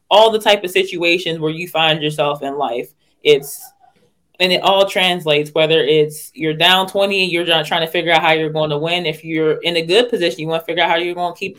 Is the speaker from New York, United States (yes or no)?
no; Pittsburgh, Pennsylvania, United States; I'm originally from Pittsburgh, Pennsylvania.